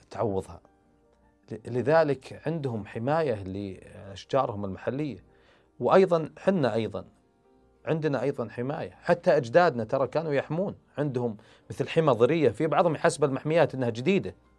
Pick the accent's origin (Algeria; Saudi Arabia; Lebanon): Saudi Arabia; عندنا في السعوديه